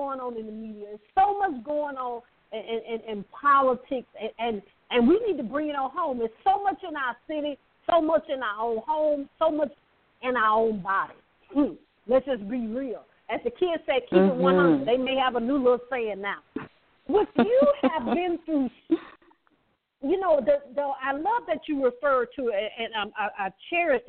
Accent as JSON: {"language": "English", "region": "the South", "country": "United States", "said": "I'm from the South, as y'all know, I'm from the South"}